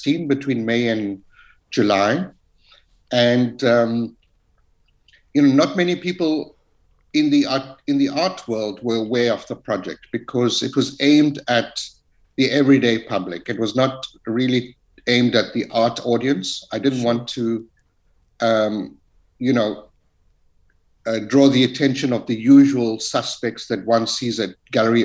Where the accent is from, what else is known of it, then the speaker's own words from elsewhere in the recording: Chatsworth, KwaZulu-Natal, South Africa; coming out of a township, growing up in Chatsworth